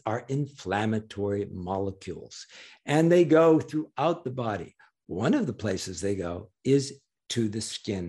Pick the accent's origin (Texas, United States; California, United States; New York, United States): New York, United States; I'm a New Yorker